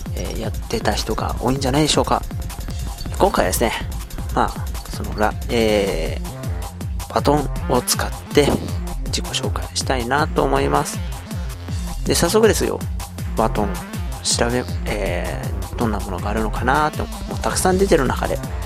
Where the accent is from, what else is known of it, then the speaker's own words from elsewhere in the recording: Yokohama, Kanagawa, Japan; 生まれた場所も、今住んでる場所、横浜です。